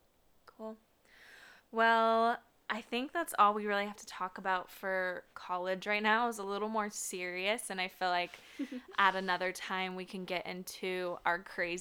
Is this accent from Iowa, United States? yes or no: yes; Des Moines, Iowa, United States; my hometown of Des Moines